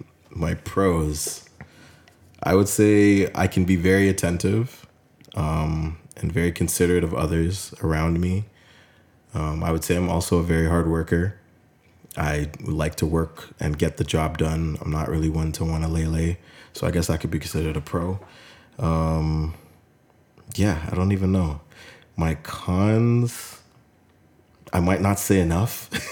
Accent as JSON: {"language": "English", "country": "Jamaica", "said": "I'm Jamaican."}